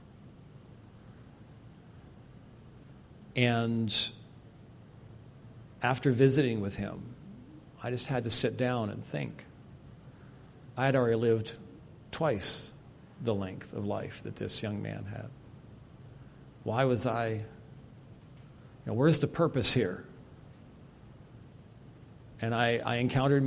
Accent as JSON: {"language": "English", "region": "Scotland", "country": "United Kingdom", "said": "as a Scotsman"}